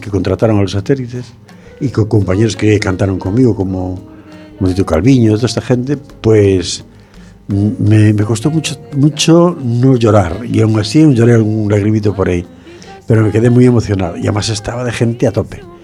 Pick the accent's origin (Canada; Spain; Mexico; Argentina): Spain; Fene, Galicia; mi pueblo, en Sillobre